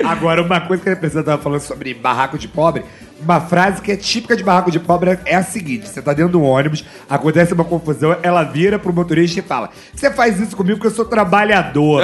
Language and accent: Portuguese; Rio de Janeiro, Brazil; Eu saí de Ricardo Albuquerque